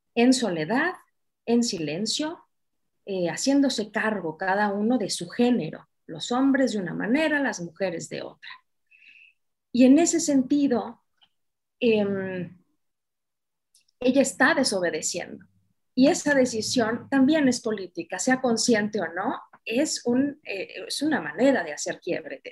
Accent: Mexico; aquí, en mi país, en México

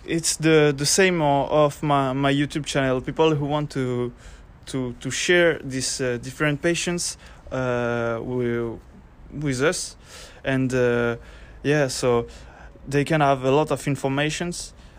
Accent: Basque Country, Spain; English is a second language; now in Pau, France; I'm 22 years old. I'm from Basque Country.

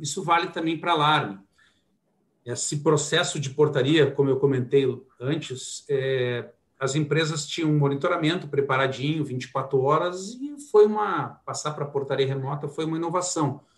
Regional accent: Porto Alegre, Rio Grande do Sul, Brazil; sou de Porto Alegre, né? Iniciei minha trajetória lá

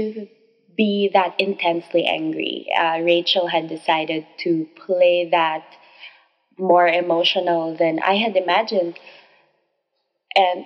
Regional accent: Philippines; I am a Filipino author of romance novels

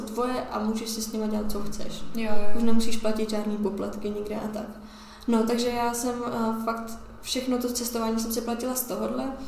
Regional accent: Czechia; jsem z České republiky

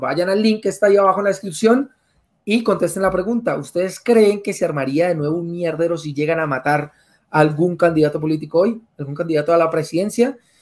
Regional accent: Colombia; como colombiano

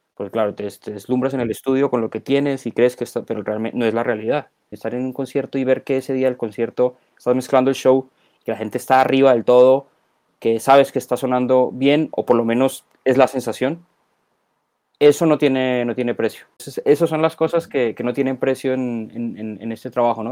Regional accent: Colombia; moved away as an adult; now in Spain; yo nací en Colombia, eh, he vivido ya 25 años en España

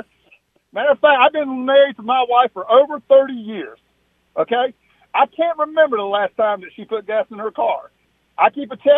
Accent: the South, United States; what we do down here in the South

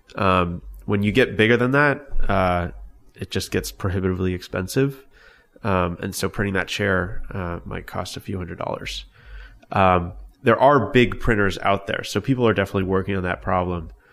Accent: Long Beach, California, United States; I grew up in Long Beach, California.

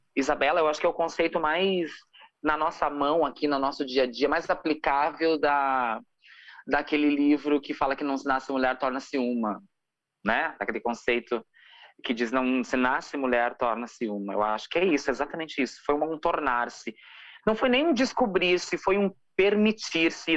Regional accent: Santo Ângelo, Rio Grande do Sul, Brazil; accent: gaúcho; now in Porto Alegre, Brazil; Eu sou do interior do Rio Grande do Sul. Eu moro em Porto Alegre há 15 anos. Mas eu sou de uma cidade chamada Santo Ângelo

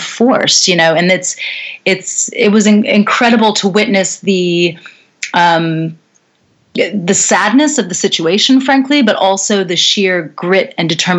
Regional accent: North Carolina, United States; also born or lived in New York City, United States; now in London, United Kingdom; I come from North Carolina, originally in the United States. You can probably hear from my accent that I'm from over there.

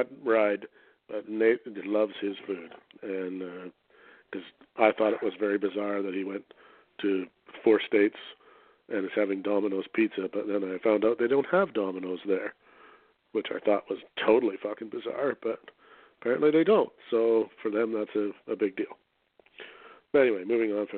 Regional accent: Canada; I'm a Canadian

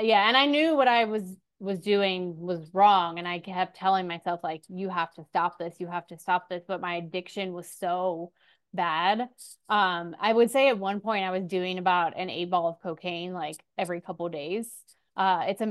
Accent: Orlando, Florida, United States; now in Castle Pines, United States; I was born in Orlando, Florida

